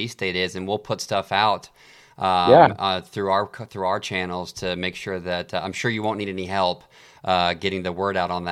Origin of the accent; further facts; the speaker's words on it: Midwest, United States; I'm from the Midwest